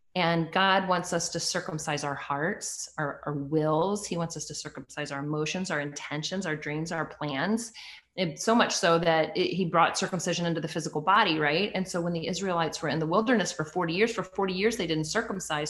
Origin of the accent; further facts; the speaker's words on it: United States; also born or lived in Canada; I was adopted in the US by my stepdad when I was three